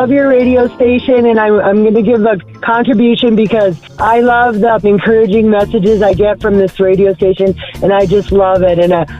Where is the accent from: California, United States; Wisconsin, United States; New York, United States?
Wisconsin, United States; Plum City; I'm from Plum City, Wisconsin. That's by Ellsworth, Wisconsin, the capital of the cheese curds.